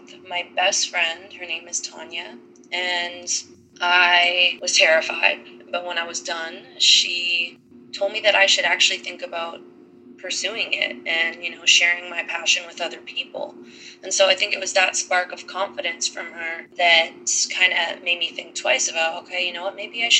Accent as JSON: {"language": "English", "town": "Thunder Bay", "region": "Ontario", "country": "Canada", "moved": "as an adult", "lives_now": "Nashville, United States", "said": "I am originally from Thunder Bay, Ontario, Canada"}